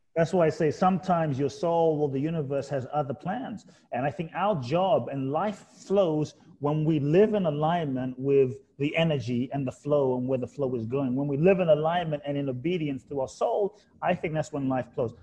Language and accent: English; London, United Kingdom; born or raised there; moved away; also born or lived in Ghana